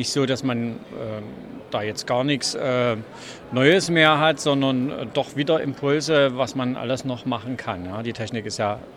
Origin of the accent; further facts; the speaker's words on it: Dresden, Saxony, Germany; Ich komme aus Dresden, bin Fachhändler in der Telekommunikationsbranche